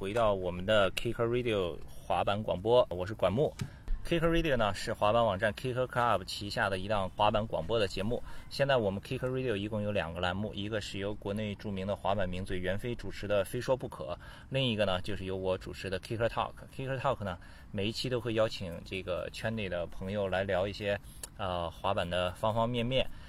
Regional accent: Qingdao, Shandong, China; 因为我是青岛人

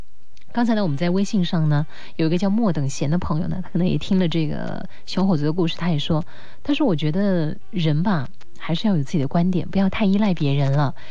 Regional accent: China; 呃，比如说现在在我的老家，在内地一些城市，还存在一个正式工作和临时工

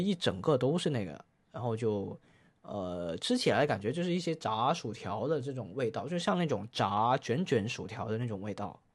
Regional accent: Guangdong, China; 我们广东人打边炉

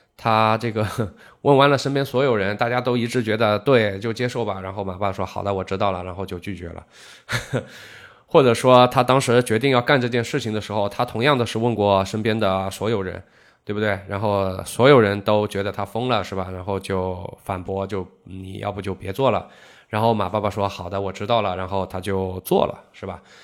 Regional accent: Zhejiang, China; 我们浙江

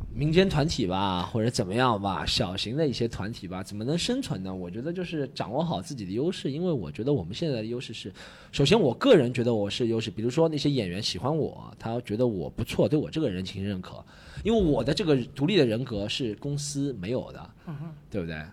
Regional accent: Shanghai, China; 就是把我们上海人都讲成那样子了的。

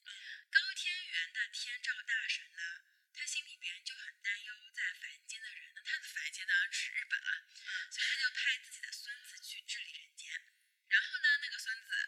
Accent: China; 可能对我们中国人来说，会觉得这个力量来自女性，是不是有什么独特的寓意？

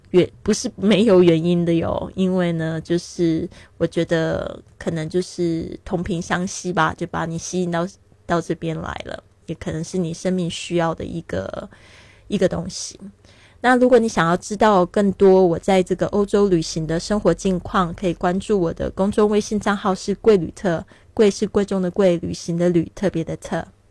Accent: Taiwan; moved away as an adult; also born or lived in Shanghai, China; now in Barcelona, Spain; 那我今年是三十六岁，很多人都不知道我的年龄哦，因为他们都说我看起来挺年轻的，因为我常常旅行，心情也保持愉快，所以不会显老。 那我是出生在台湾，但是我爸爸是在上海出生的，所以一直都感觉对上海很有缘分哦

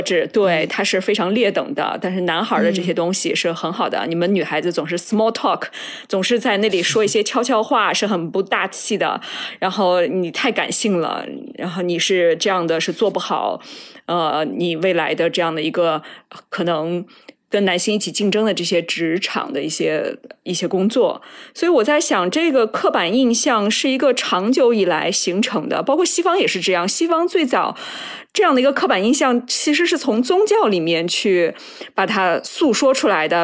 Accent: Shandong, China; moved away; 我小时候是生活在山东嘛

